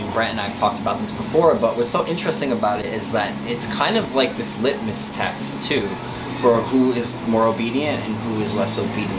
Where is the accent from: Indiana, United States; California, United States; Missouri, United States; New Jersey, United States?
New Jersey, United States; I'm from New Jersey.